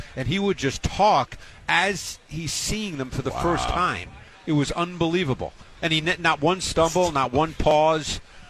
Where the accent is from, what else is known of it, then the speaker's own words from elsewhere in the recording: New York City, New York, United States; We actually lived in an apartment building, so we didn't have, like, a backyard and all that because I grew up in Queens in New York.